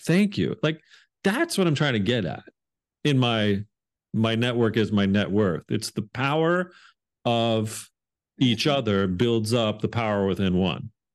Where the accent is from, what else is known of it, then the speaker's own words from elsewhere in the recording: Hamilton, Ontario, Canada; also born or lived in England; I grew up outside of Toronto, uh, Ontario, um, in Canada, uh, about forty-five minutes down the road in a town called Hamilton